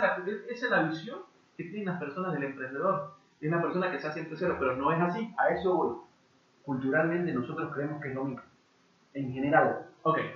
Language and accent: Spanish; Bolivia; nosotros como bolivianos